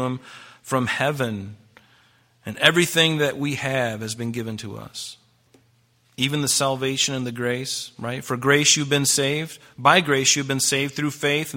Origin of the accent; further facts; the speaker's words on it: United States; I'm a Christian first, and I'm an American second